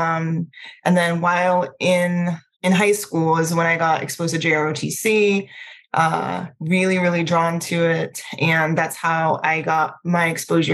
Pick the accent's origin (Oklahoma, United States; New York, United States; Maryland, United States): Maryland, United States; Prince George's County; also born or lived in Trinidad; I am originally from Trinidad. I was born on the sunny island of Trinidad. We immigrated to the U.S. when I was a kid, when I was around 8 years old, to Maryland. So I grew up in Prince George's County.